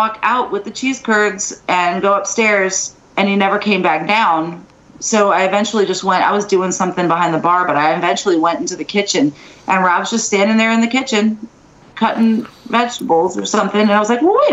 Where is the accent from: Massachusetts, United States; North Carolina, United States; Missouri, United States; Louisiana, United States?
Louisiana, United States; New Orleans; also born or lived in Thibodaux, Louisiana; I was born and raised in New Orleans, and then I went to college about an hour south in Thibodaux